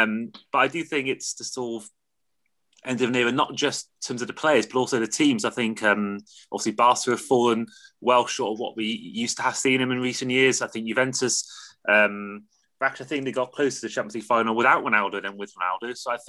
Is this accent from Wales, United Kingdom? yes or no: yes; Wales, United Kingdom; As a Welsh man